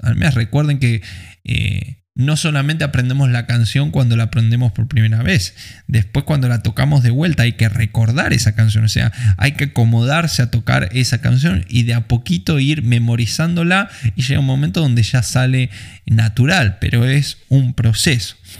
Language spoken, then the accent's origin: Spanish; Argentina; en un lugar como Argentina, eh, que tenemos otro tipo de cultura